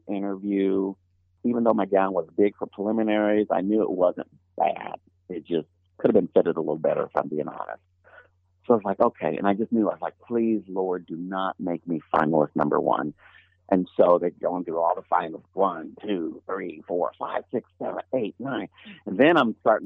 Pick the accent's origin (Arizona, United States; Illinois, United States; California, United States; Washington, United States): Illinois, United States; born or raised there